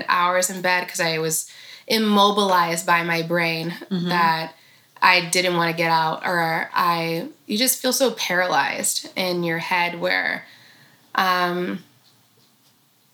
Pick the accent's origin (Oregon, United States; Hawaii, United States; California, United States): California, United States; Sacramento; we're both from Sacramento.